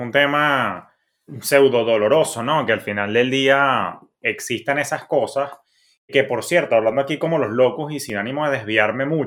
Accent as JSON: {"language": "Spanish", "town": "Maracay", "region": "Aragua", "country": "Venezuela", "tie": "born there", "said": "Por eso yo nací en Maracay, por carambola"}